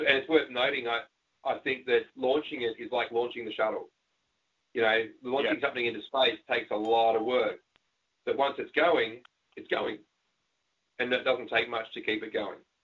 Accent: Australia

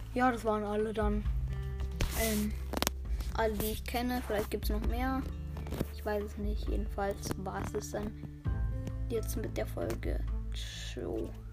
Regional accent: Spain; now in Germany; Ja, ich bin selber auch Spanier. Ich komme aus Spanien, wohne aber in Deutschland.

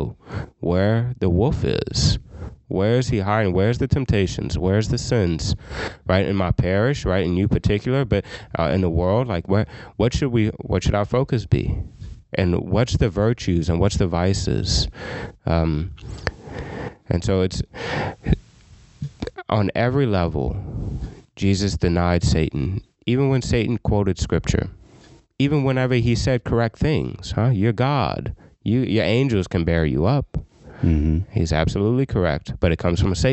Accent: Scott, Louisiana, United States; I'm from Scott

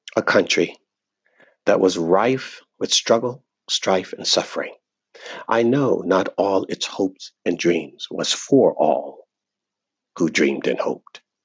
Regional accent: United States; I was born in America. I was born American

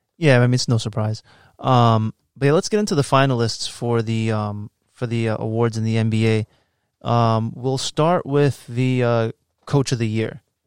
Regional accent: Woodbridge, Virginia, United States; also born or lived in New York; I'm more from Woodbridge 'cause I've been my whole life in fucking Woodbridge

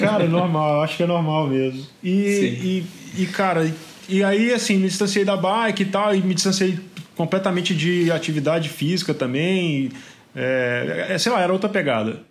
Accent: Mariana, Minas Gerais, Brazil; moved away as an adult; also born or lived in Belo Horizonte; now in São Paulo, Brazil; Eu sou do interior de Minas, né? Eu sou de Mariana

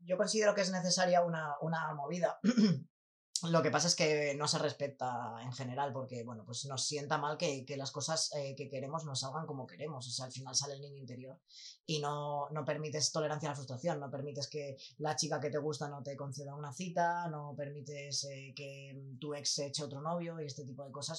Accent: Fuenlabrada, Community of Madrid, Spain; yo soy de Falabrado y abrieron un centro comercial aquí pues poco después de, mudarme yo

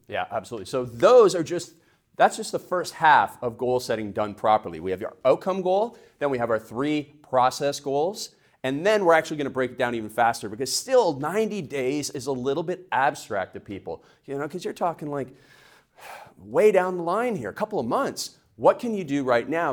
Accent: Canada; now in United States; in Canada, we call them process goals

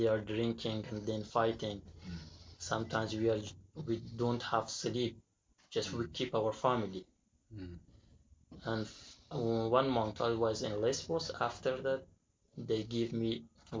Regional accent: Afghanistan; English is a second language; also born or lived in Iran / Turkey; now in Greece; I come from Afghanistan to Iran by passport.

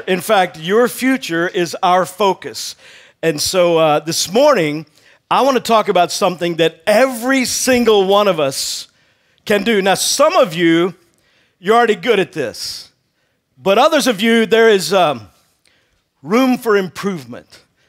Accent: Texas, United States; I grew up in Texas

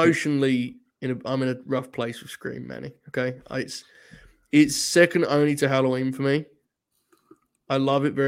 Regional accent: United Kingdom; I'm British.

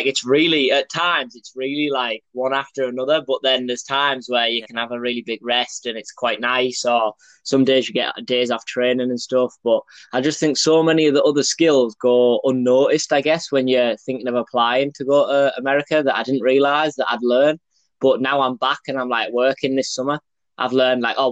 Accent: Middlesbrough, North East England, United Kingdom; moved away as an adult; also born or lived in Belgium; now in Tennessee, United States; I'm from Middlesbrough, England

